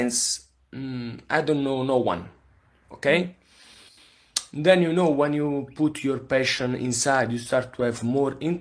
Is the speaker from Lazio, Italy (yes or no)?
no; Naples, Campania, Italy; English is a second language; I'm from Napoli